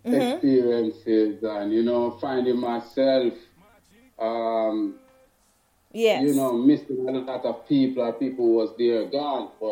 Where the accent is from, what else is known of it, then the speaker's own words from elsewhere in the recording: Jamaica; I am a Jamaican representative